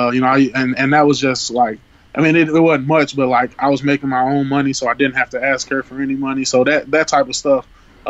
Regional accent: St. Louis, Missouri, United States; growing up in St. Louis

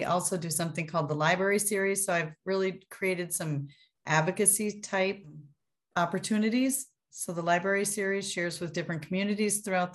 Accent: Minnesota, United States; also born or lived in Ohio / Iowa; I am from Minnesota. I've lived here almost my whole life, except for a brief stint in Ohio, and Iowa, actually

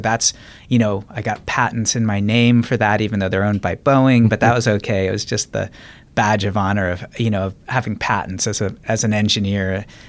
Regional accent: Reno, Nevada, United States; also born or lived in Washington, D.C.; So I grew up, moved around a bit, but Washington, D.C. for my early childhood through age 10 and then Reno, Nevada, age 11 through high school.

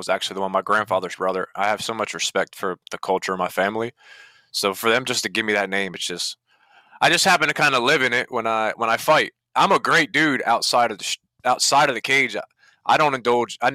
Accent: New Jersey, United States; I grew up in Jersey

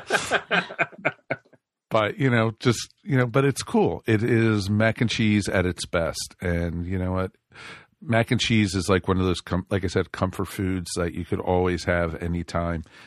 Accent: outside of New York, United States; moved away; also born or lived in Roswell; I grew up outside of New York

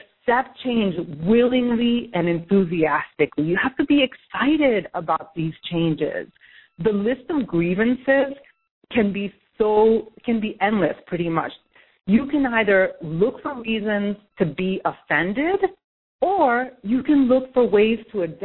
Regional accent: New York City, New York, United States; I'm from New York City

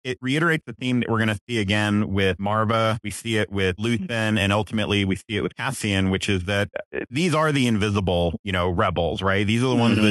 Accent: Texas, United States; a native Texan

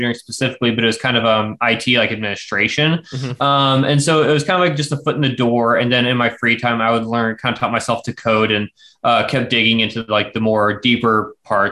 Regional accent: McPherson, Kansas, United States; I grew up around here in Central Kansas, McPherson specifically.

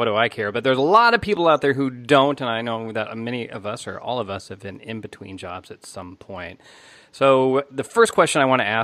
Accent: United States; moved away as an adult; I'm in my home country, that's going to be radically different. So in the U.S.

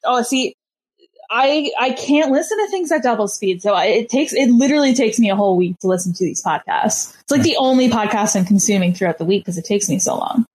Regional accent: Canada; I'm Canadian

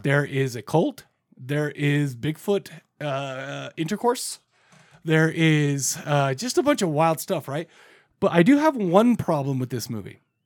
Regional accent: Farmington, Utah, United States; We grew up in Farmington, Utah.

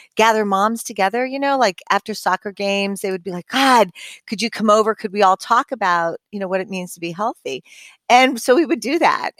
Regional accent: Southern California, United States; I was born and raised in Southern California.

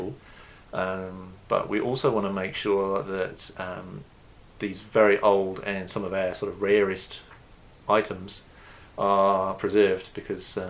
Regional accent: United Kingdom; moved away as an adult; also born or lived in London; now in New Zealand; as you can probably determine from my accent, I'm originally from the UK.

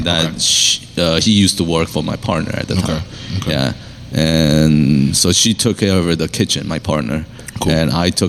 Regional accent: Pennsylvania, United States; I mean, it's Chester County. I grew up in Chester County, and I'm familiar with that area.

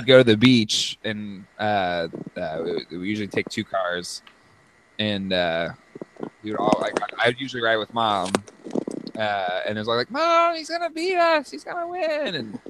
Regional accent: San Diego, California, United States; I grew up in San Diego.

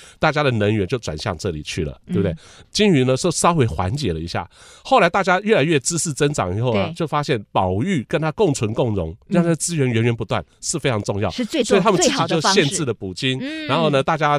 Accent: Taiwan; 我们是从台湾来的

